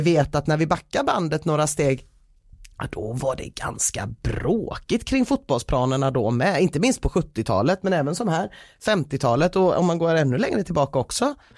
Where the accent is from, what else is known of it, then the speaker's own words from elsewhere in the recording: Gothenburg, Västra Götaland, Sweden; mitt göteborgska hjärta